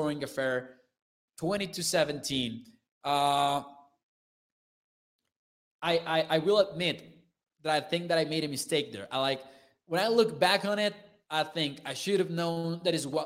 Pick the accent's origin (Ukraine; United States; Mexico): Mexico; I'm from Mexico, so I'm 22 years old